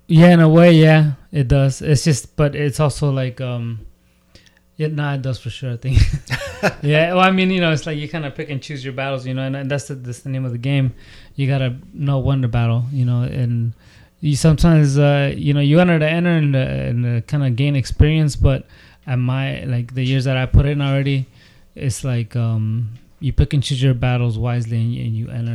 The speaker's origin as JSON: {"language": "English", "area": "the Bay Area", "region": "California", "country": "United States", "tie": "born or raised there", "moved": "as an adult", "lives_now": "San Diego, United States", "said": "I grew up in the Bay"}